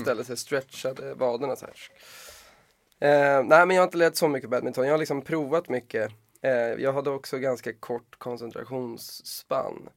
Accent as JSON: {"language": "Swedish", "town": "Stockholm", "region": "Stockholm County", "country": "Sweden", "tie": "born or raised there", "said": "jag är uppväxt i Bromma"}